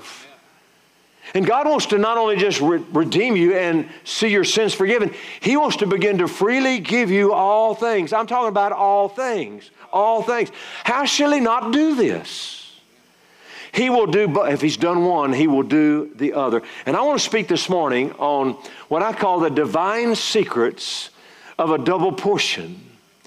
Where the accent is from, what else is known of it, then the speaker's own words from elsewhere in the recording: Louisiana, United States; moved away; I'm from Louisiana originally